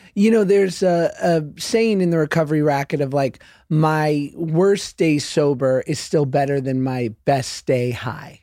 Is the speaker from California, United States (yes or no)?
yes; Los Angeles, California, United States; I'm from Los Angeles